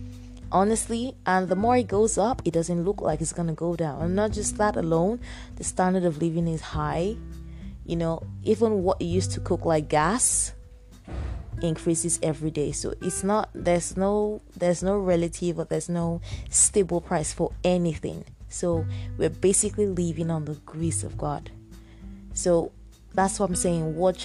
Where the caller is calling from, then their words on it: Nigeria; I'm speaking from Nigeria right now, and there is food shortage.